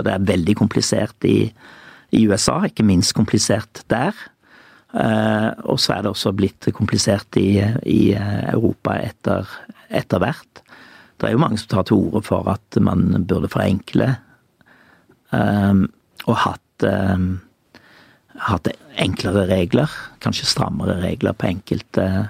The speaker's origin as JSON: {"language": "Norwegian", "town": "Judaberg", "region": "Rogaland", "country": "Norway", "tie": "born or raised there", "said": "på Judaberg der jeg vokste opp"}